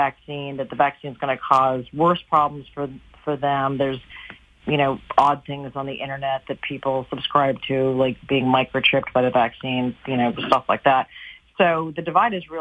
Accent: United States; as an American

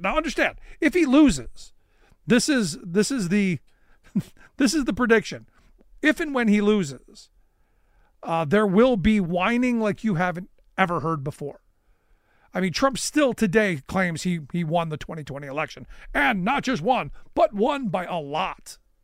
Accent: Cleveland, Ohio, United States; my hometown of Cleveland

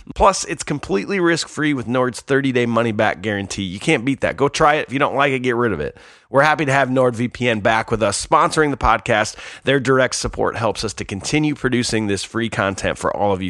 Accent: St. Louis, Missouri, United States; moved away; I was born and raised in St. Louis

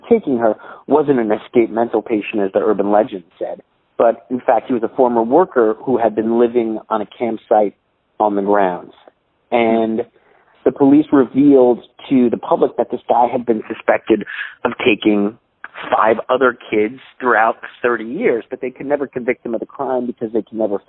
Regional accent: New York City, New York, United States; growing up in Staten Island, we had always heard about this guy, Cropsey

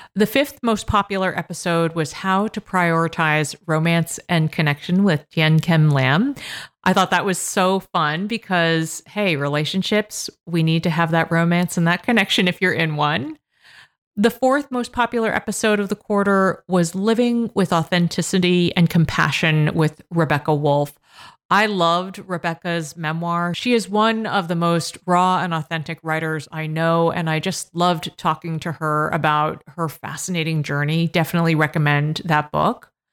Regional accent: Massachusetts, United States; Massachusetts, my home state

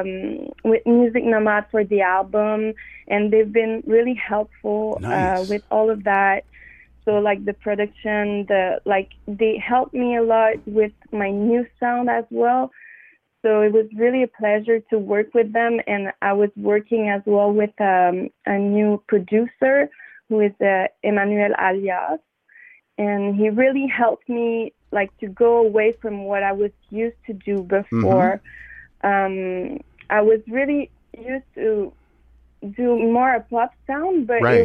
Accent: Montreal, Quebec, Canada; I'm from Wendat Nation, from Montreal

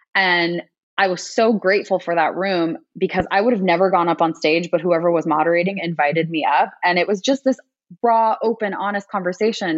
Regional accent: United States; me being Asian American

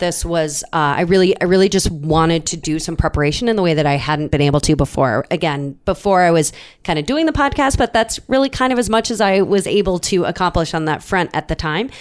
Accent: Minnesota, United States; we're both from Minnesota.

